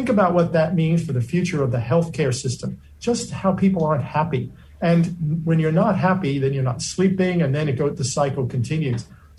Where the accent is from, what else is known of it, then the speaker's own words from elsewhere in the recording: New York City, New York, United States; now in Australia; I was born in Brooklyn, New York